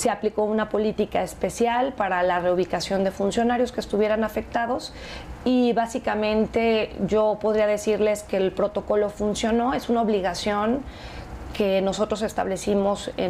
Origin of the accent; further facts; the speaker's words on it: Mexico; sentirnos más orgullosos de cómo somos como mexicanos